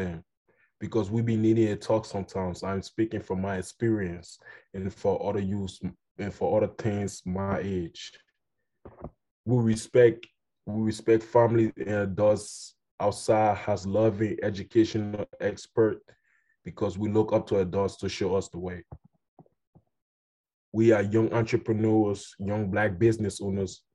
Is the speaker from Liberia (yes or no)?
yes; Liberia; first language Kolokwa; I am from Liberia, where the sun shines every day